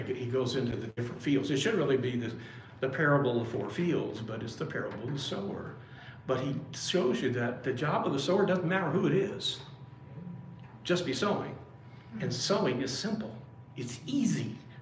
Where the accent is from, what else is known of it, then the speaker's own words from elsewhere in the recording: Springfield, Illinois, United States; moved away; I'm from Springfield, Illinois, originally. That's where I was born and raised for a period of time